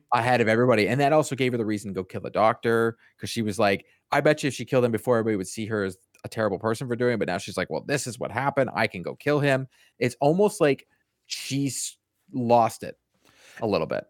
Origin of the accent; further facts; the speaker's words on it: Boston, Massachusetts, United States; moved away; I grew up in Boston